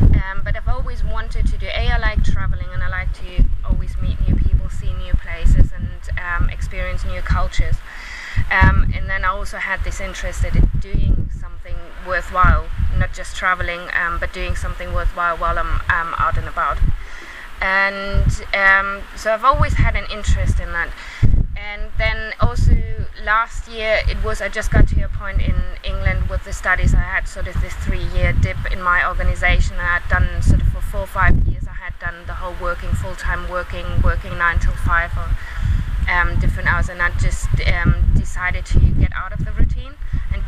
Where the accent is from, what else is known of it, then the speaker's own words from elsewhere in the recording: Germany; moved away as an adult; also born or lived in United Kingdom; now in Zanzibar, Tanzania; Originally, I'm from Germany